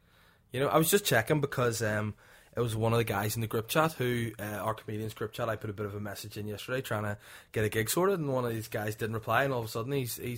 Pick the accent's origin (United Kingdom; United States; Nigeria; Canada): United Kingdom; Belfast, Northern Ireland; I'm from Belfast, mate.